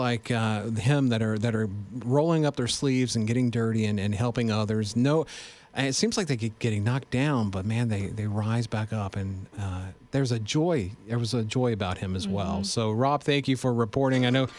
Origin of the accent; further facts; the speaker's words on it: West Virginia, United States; moved away; my home state of West Virginia.